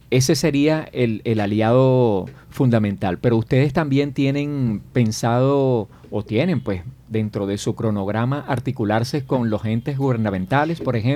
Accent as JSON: {"language": "Spanish", "country": "Venezuela", "moved": "yes", "said": "siendo yo migrante venezolano"}